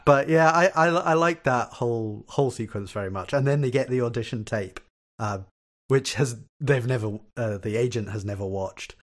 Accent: Glasgow, Scotland, United Kingdom; accent: Kelvinside; my accent is very sort of muted, uh, sort of th, what we would call here a Kelvin side accent

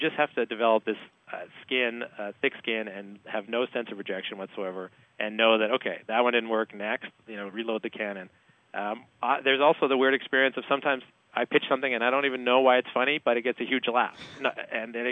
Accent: Canada; moved away; I'm Canadian

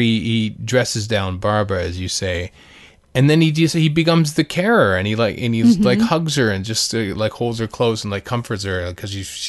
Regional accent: Canada; Probably because I'm Canadian.

